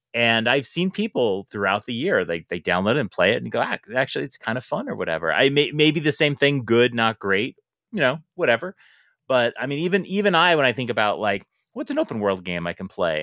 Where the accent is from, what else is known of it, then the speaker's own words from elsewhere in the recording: New York, United States; I am from New York.